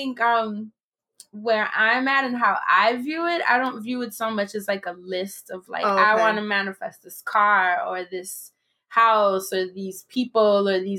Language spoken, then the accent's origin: English; New York City, New York, United States; I'm from the Carver Project in Harlem.